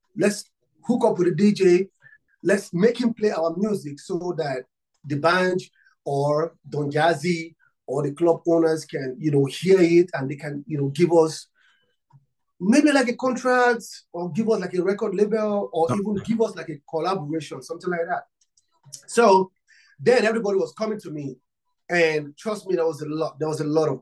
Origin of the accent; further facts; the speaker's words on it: Nigeria; I'm from Africa, Nigeria. I'm from Nigeria